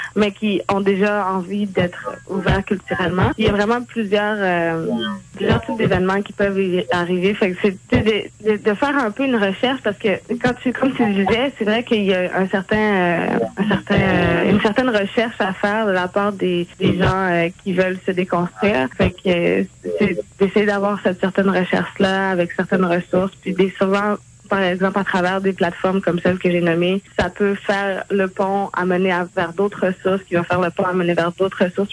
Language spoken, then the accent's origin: French; Montreal, Quebec, Canada; also born or lived in Terrebonne; j'ai grandi initialement à Montréal, environ la première moitié de ma vie.